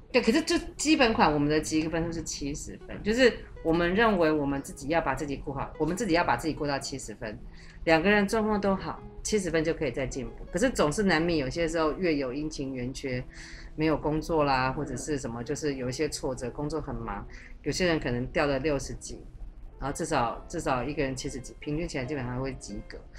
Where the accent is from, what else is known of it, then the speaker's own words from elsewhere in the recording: Taiwan; moved away as an adult; also born or lived in mainland China; 我在那个环境里面，我会被冠上我是台湾来的